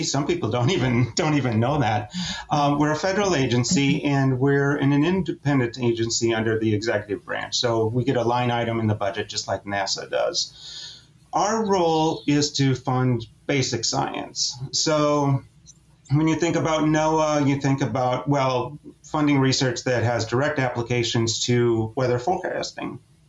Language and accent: English; Minnesota, United States; I grew up in Minnesota.